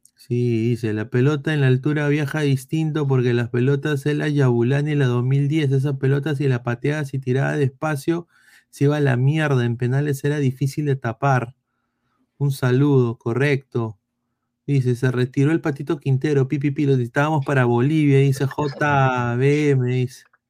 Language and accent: Spanish; Peru; soy peruano